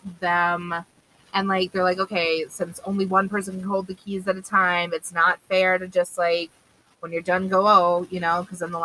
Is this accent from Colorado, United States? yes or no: yes; Colorado, United States; when I grew up in Colorado, I was on a year-round swim team